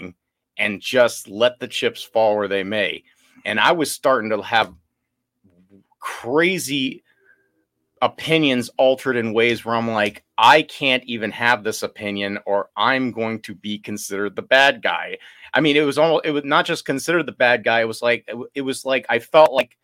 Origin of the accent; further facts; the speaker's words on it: New Orleans, Louisiana, United States; moved away; We're from New Orleans